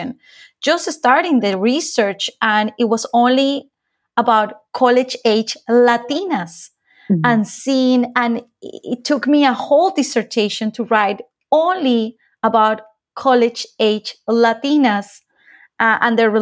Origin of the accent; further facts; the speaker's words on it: Colombia; now in South Florida, United States; my lived experience of growing up in Colombia